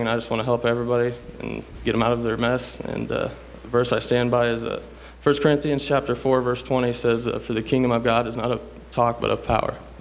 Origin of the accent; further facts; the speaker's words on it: Rochester, Indiana, United States; I'm from Rochester, Indiana. I, I pretty much grew up in the church